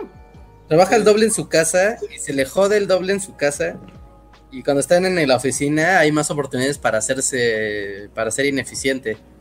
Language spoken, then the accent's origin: Spanish; Mexico; aquí en México